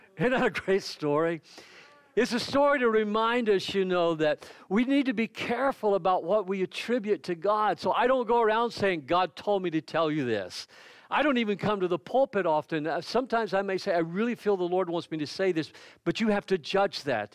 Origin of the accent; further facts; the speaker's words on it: near Lizella, Georgia, United States; moved away; also born or lived in south of Hahira, Georgia; Lizelle is a small little town that's right outside of my hometown where my mother lives